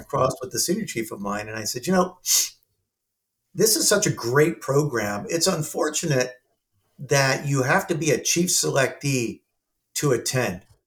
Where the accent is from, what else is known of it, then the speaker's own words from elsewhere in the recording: Southern California, United States; I'm from Southern California